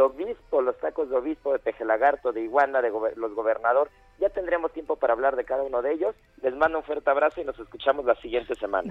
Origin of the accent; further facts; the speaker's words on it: Mexico; uno de los grandes platos que nos dan identidad como mexicanos